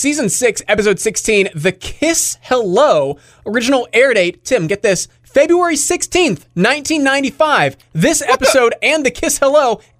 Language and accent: English; Altoona and Johnstown, Pennsylvania, United States; I know like my hometown, it was Fox 8 out of like Altoona and Johnstown, PA.